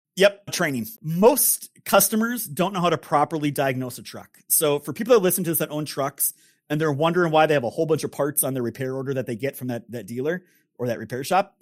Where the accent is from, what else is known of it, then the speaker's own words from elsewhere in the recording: northern Minnesota, United States; my great grandfather started a business in northern Minnesota, which is where I grew up